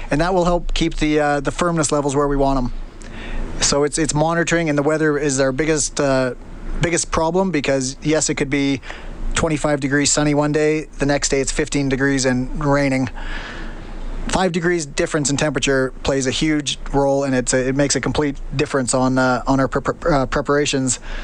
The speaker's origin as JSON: {"language": "English", "town": "Stony Plain", "region": "Alberta", "country": "Canada", "tie": "born or raised there", "moved": "as an adult", "lives_now": "London, United Kingdom", "said": "growing up in Stony Plain to moving to London"}